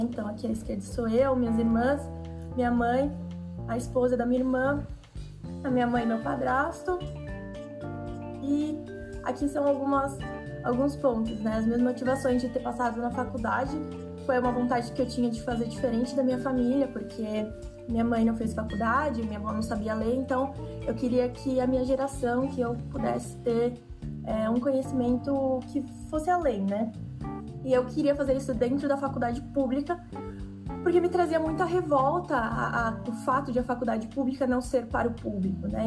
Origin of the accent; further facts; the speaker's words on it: São Paulo, Brazil; eu sou de São Paulo, da capital